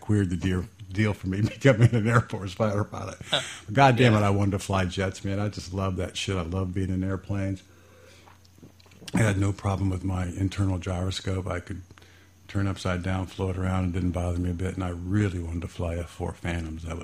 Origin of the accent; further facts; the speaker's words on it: Fairborn, Ohio, United States; I grew up in Fairborn, graduated from Fairborn High School, and liked that little small town